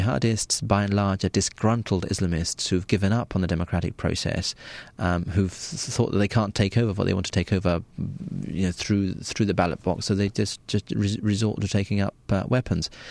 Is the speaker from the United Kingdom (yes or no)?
yes; United Kingdom; I was born and raised in Britain